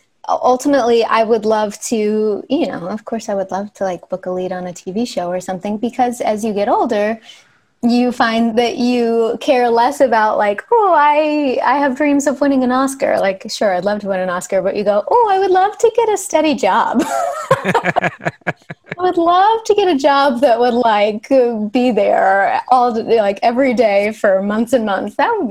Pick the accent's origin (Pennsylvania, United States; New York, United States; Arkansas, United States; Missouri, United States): Arkansas, United States; moved away as an adult; now in Los Angeles, United States; I'm from Arkansas. Yeah. Okay. So I moved to LA when I went to USC for college.